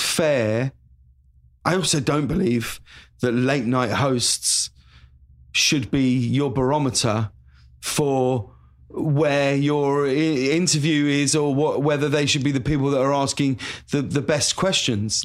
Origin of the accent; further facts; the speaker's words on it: High Wycombe, South East England, United Kingdom; moved away as an adult; also born or lived in London; now in Los Angeles, United States; I'm from High Wycombe," you know, in Buckinghamshire